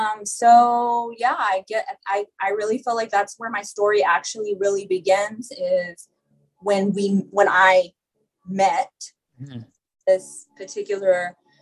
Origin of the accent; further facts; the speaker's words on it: Amarillo, Texas, United States; born and raised in Amarillo. So it's like a small town, not much